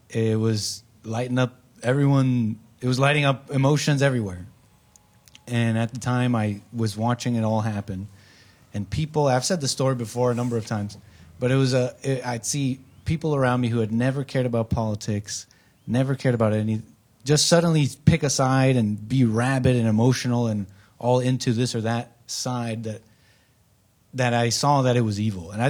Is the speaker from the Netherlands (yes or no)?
no; Canada; also born or lived in United States; so I grew up in Canada. I'm an anchor baby in Canada.